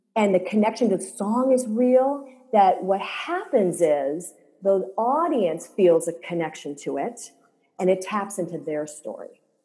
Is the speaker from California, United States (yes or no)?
yes; Silicon Valley, California, United States; I grew up in Silicon Valley